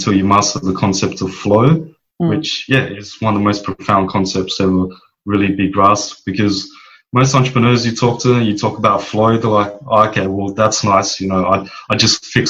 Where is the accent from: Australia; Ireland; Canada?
Australia; Perth, Western Australia; moved away as an adult; also born or lived in Bali; now in Philippines; born and raised in Perth